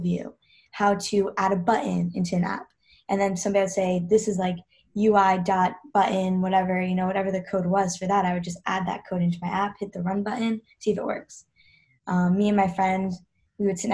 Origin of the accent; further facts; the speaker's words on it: New York, United States; also born or lived in Georgia; grew up in New York. I was born in Georgia